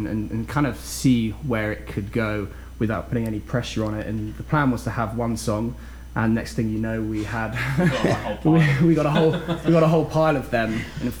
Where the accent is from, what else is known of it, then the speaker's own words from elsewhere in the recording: London, United Kingdom; We're both from South London